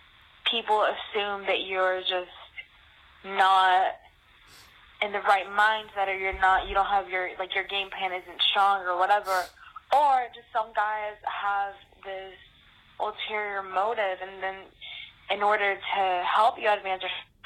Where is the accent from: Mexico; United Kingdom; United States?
United States; Tampa, Florida; I'm from Tampa, Florida.